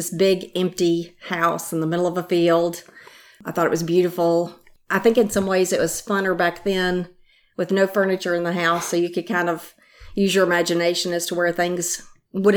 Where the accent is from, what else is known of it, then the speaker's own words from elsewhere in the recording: Nashville, Tennessee, United States; moved away as an adult; also born or lived in Maryland; I grew up here in Nashville